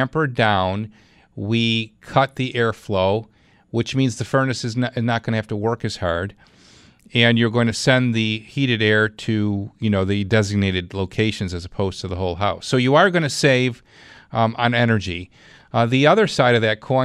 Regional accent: Clarence, New York, United States; Let's go to Clarence. That's my hometown.

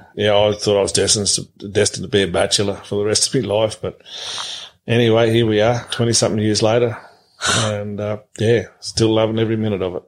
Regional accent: Tennant Creek, Northern Territory, Australia; moved away as an adult; also born or lived in Mount Riddick; I was born in in the July of 1963, and we're there till uh, we sold out in December '86

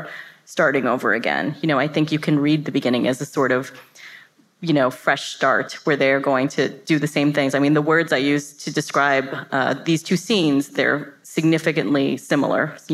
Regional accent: Florida, United States; also born or lived in New York; I was raised and went to high school in this town in Florida

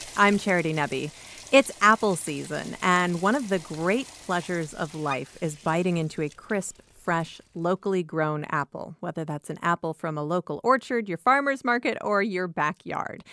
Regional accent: Iowa, United States; I grew up in Iowa and, uh, grew up on various acreages throughout the state

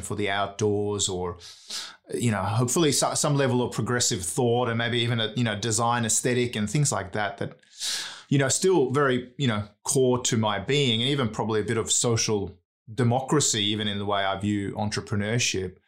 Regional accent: Sweden; now in Australia; I'm an immigrant here in Australia, right? I'm from Sweden originally.

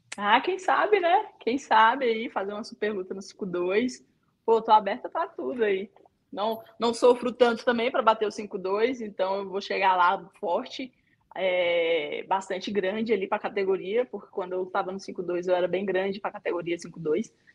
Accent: Ceilândia, Federal District, Brazil; Tenho muito orgulho de falar de onde eu vim, da cidade que eu nasci, aqui em Ceilândia, cidade da periferia aqui de Brasília

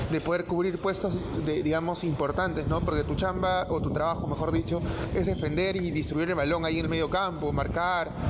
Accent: Lima, Peru; soy de Monterrico.

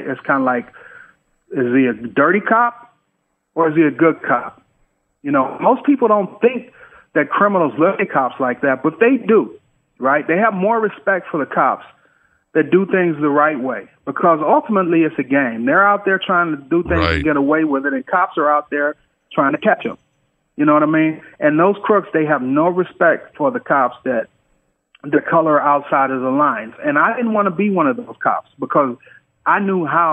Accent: Detroit, Michigan, United States; moved away as an adult; also born or lived in California; growing up in Detroit

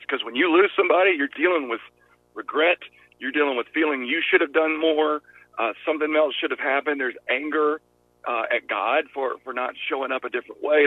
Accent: Georgia, United States; accent: Southern; I'm I'm from Georgia, so Southern people

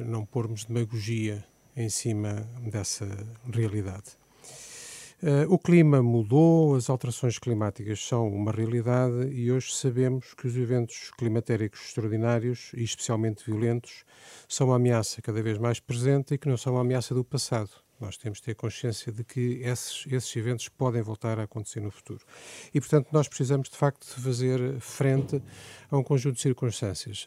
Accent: Aveiro, Aveiro District, Portugal; eu sou de Aveiro, de uma zona rural do Conselho de Aveiro, sou filho de agricultores

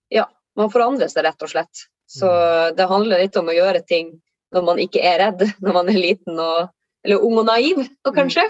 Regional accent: Tromsø, Troms, Norway; now in Lofoten, Norway; jeg kommer eh, opprinnelig fra Tromsø, men holder da til i, i Lofoten

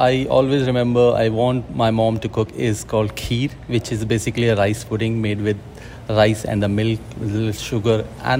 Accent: Uttarakhand, India; moved away; I grew up in a small region called Uttarakhand, which is near close to Himalaya. And about family and all, I grown up a family which is doing the farming and all. And my father is a army person

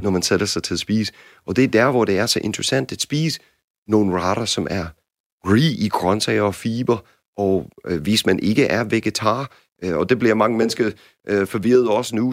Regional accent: United States; Danish is a second language; now in Denmark; som amerikaner

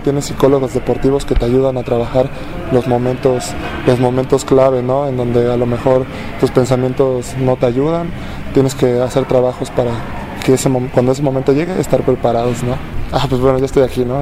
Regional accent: Mexico

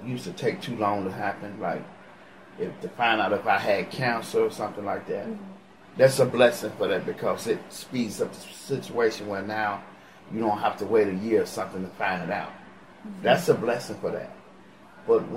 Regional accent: Chicago, Illinois, United States; moved away as an adult; bring my stepchildren down here to give them a better life than what I had in Chicago

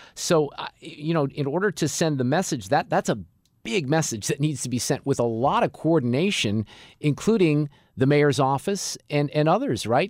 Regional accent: Chesterfield, Missouri, United States; These were West County folks mainly, right, where I grew up out in Baldwin and Chesterfield.

